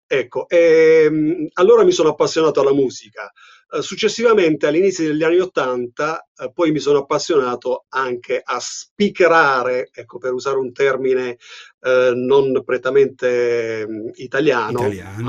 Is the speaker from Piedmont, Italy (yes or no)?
no; Apulia, Italy; accent: pugliese; io sono pugliese, non so se si sente sì. dall'accento